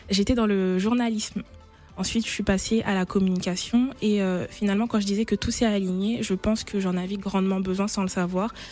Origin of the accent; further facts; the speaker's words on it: Côte d’Ivoire; Euh, ah oui, je suis ivoirienne et fière.